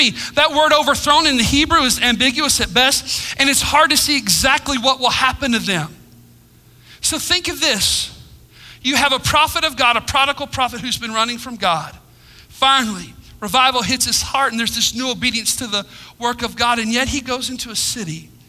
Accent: United States; I'm proud to be an American.

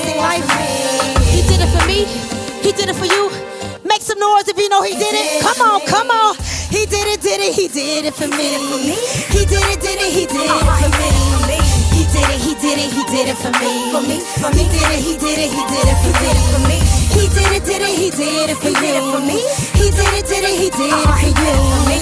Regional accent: Lansing, Michigan, United States; I was born and raised here in Lansing, Michigan

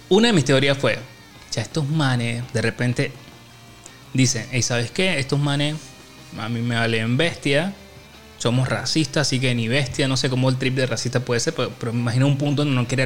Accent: Chepo, Panama; O sea, no es de Panamá, sino es de. O sea, nosotros somos de Chepo y, el man llegó de la ciudad.

